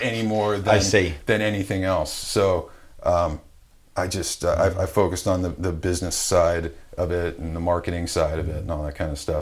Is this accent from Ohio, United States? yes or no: yes; Wadsworth, Ohio, United States; moved away; I grew up in a small town in Northeast Ohio called Wadsworth, Ohio, which is like a suburb of Akron, Ohio